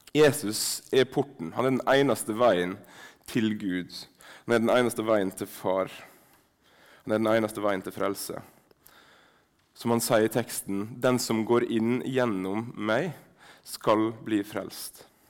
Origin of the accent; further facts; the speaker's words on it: Sunnmøre, Møre og Romsdal, Norway; accent: Sunnmørsk; first language Sunnmørsk Norwegian; mitt morsmål sunnmørsk